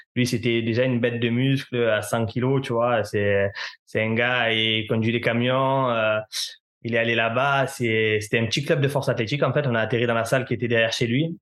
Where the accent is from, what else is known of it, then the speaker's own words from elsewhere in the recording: Marseille, Provence-Alpes-Côte d'Azur, France; je viens de Marseille, donc mon stage, je devrais le faire à Marseille